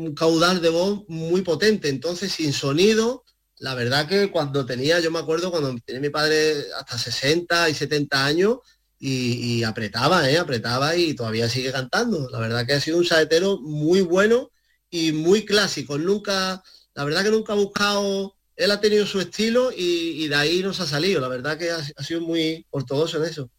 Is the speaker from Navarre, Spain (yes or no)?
no; Málaga, Andalusia, Spain; also born or lived in Casarabonela; como malagueño que soy